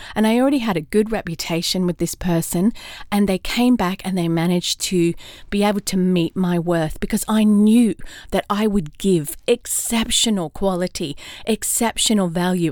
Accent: Australia; also born or lived in London, United Kingdom / California, United States; now in Atlanta, United States; Now I'm an Aussie in Atlanta, Georgia, USA

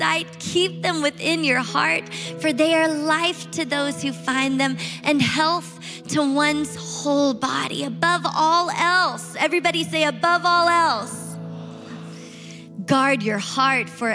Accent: Shreveport, Louisiana, United States; moved away; Shreveport, Louisiana, where my family is living and where I grew up

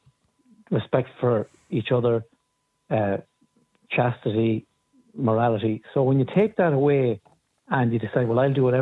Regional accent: Ireland; It's deeply ingrained in our culture as Irish people.

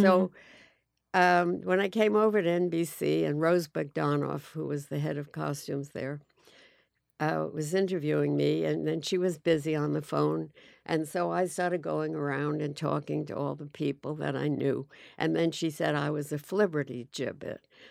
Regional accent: Forest Hills, New York, United States; also born or lived in Great Neck, Long Island / Manhattan; I grew up in, uh, Forest Hills, Long Island

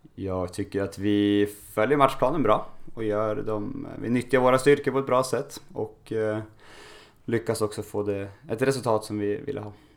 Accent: Norrland, Sweden; jag är uppväxt i Norrland

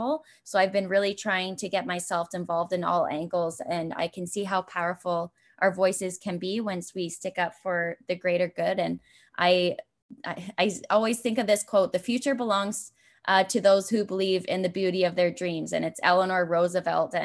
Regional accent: Brantford, Ontario, Canada; I knew I was heading back to Brantford

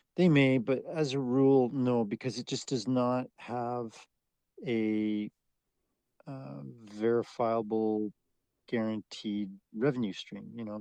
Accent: Canada; as a Canadian

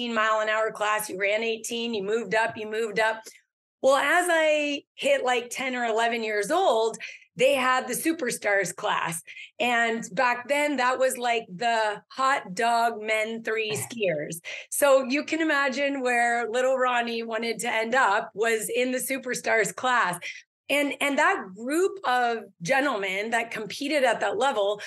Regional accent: California, United States; I was born and raised in California. So I grew up skiing in the Canyon Lake Ski Club

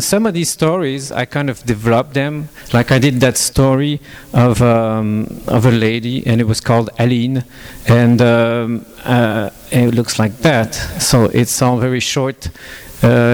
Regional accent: Quebec, Canada; English is a second language; moved away as an adult; also born or lived in Toronto / Montreal / France; I'm Canadian, I'm from French Canada, so you have to excuse me for my broken English

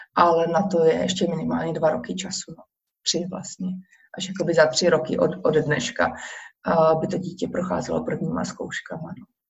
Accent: Czechia; moved away as an adult; now in Warsaw, Poland; já když řeknu, že jsem Češka

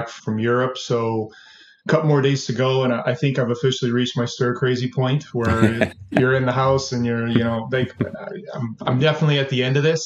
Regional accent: Edmonton, Alberta, Canada; born or raised there; also born or lived in Twin Cities, Minnesota, United States

